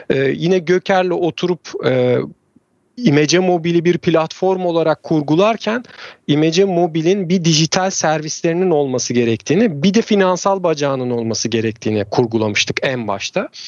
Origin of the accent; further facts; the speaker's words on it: Trabzon, Turkey; E, ben de Trabzonluyum. E, o tarafta işte fındık ve çay bahçeleri vesaire var. Amcalarım keza çiftçilik yapıyorlar. Çocukluğumuz da oralarda geçti.